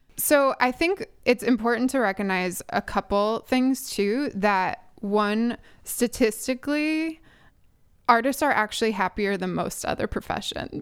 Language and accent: English; Chicago, Illinois, United States; moved away; I'm originally from Chicago